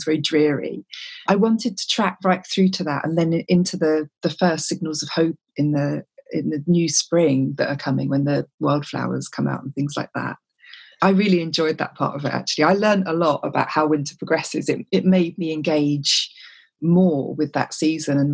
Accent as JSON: {"language": "English", "town": "Whitstable", "region": "South East England", "country": "United Kingdom", "tie": "born or raised there", "said": "my hometown of Whitstable"}